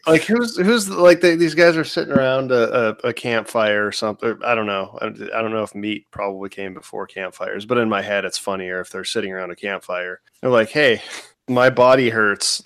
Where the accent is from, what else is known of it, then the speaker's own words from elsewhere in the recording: Washington, United States; now in Florida, United States; growing up in like Washington